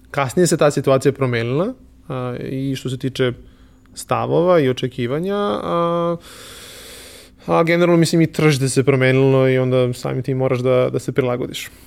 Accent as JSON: {"language": "Croatian", "country": "Serbia", "said": "kod nas u Srbiji"}